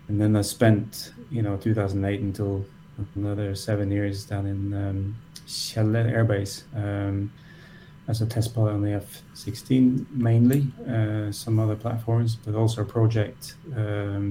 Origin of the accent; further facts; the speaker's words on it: Norway; moved away as an adult; also born or lived in United States; now in Austria; I grew up in Norway.